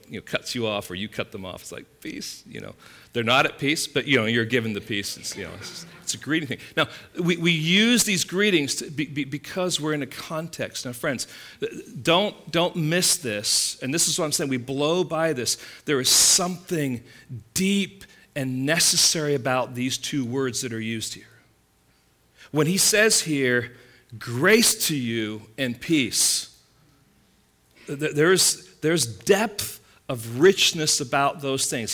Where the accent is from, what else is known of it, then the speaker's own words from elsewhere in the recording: England, United Kingdom; now in California, United States; growing up in England